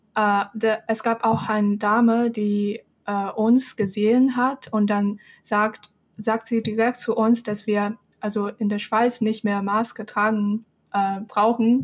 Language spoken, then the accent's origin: German; Shenzhen, Guangdong, China; German is a second language; moved away as an adult; now in Germany; Shenzhen, wo ich herkomme